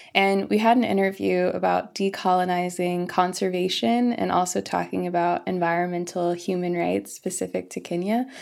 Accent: Florissant, Missouri, United States; moved away as an adult; also born or lived in California; I was born and raised in the Midwest, in the United States, in Missouri, in a small town called Florissant.

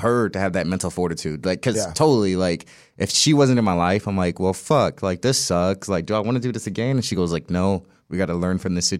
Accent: St. Louis, Missouri, United States; born there; So like I was born in St. Louis, Missouri, and then my mom decided to move to California

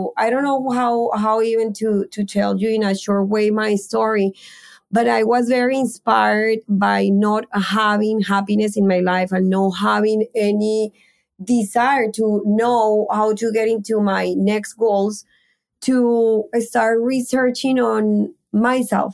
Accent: Colombia; moved away as an adult; I am from Colombia and I came when I was 23 years old.

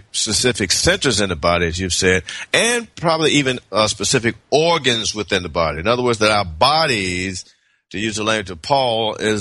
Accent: Memphis, Tennessee, United States; moved away as an adult; also born or lived in Berkeley, California; now in Decatur, United States; I'm from Memphis, Tennessee

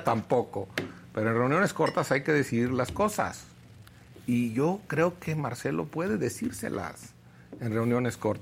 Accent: Quiroga, Michoacán, Mexico; yo soy de Quiroga, Michoacán

